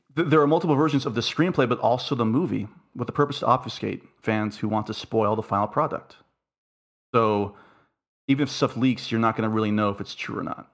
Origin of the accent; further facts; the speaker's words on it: Florida, United States; I grew up in Florida